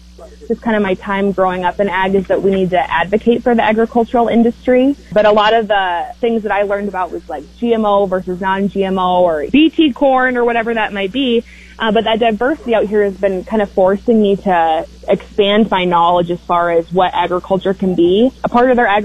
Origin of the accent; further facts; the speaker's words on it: Midwest, United States; now in Maryland, United States; growing up in the Midwest